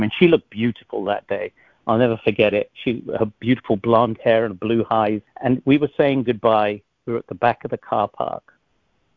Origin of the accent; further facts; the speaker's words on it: England, United Kingdom; moved away; I was born in England